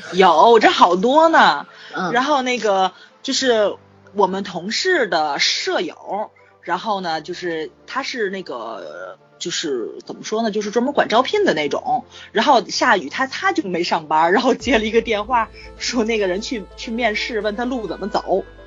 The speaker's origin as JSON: {"language": "Chinese", "region": "Tianjin", "country": "China", "accent": "Tianjin dialect", "said": "就我们六纬路、八纬路那一块儿，就是离海河很近嘛"}